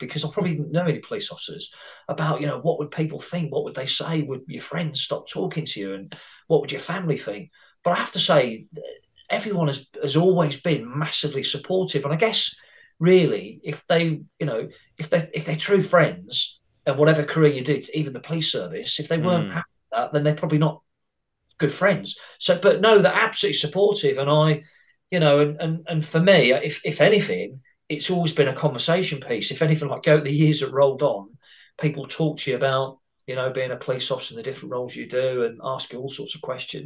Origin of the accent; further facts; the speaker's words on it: Cambridgeshire, East of England, United Kingdom; moved away as an adult; also born or lived in Brighton; my area where I grew up in the Cambridgeshire area